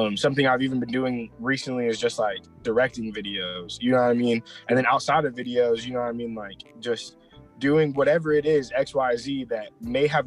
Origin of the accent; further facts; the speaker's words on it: Lewisville, Texas, United States; I'm originally from Texas. I've never left here. You feel me? I've always been here. Yeah. Bro, I grew up in Louisville and I've never lived anywhere 30 minutes away from there